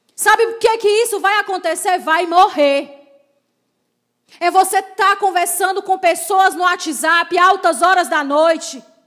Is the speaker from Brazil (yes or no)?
yes; Crateús, Ceará, Brazil; now in Fortaleza, Brazil; eu não sou daqui de Fortaleza, sou de Crateús. Então, era, era uma família muito renomada lá na minha cidade